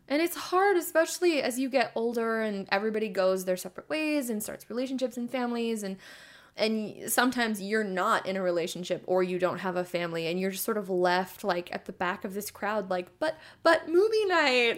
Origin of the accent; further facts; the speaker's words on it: Oregon, United States; I'm from Oregon